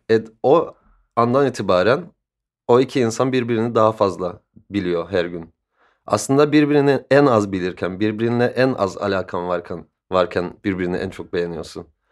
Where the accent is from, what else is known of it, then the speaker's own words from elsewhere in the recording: Cyprus; moved away as an adult; also born or lived in London, United Kingdom; Kıbrıs'ta büyüdüm.